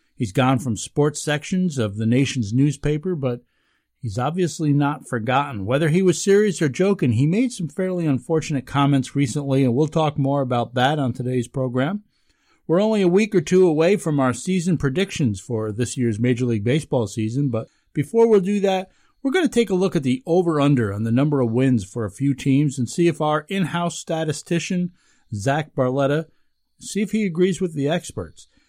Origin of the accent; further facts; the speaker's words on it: the Catskills, New York, United States; I grew up in the Catskills